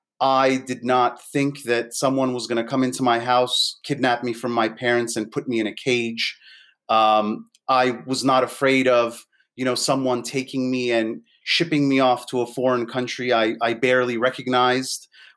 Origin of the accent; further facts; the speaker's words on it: United States; Growing up in the United States, you have to think about everything that I went through as a millennial, right? I'm one of the first millennials.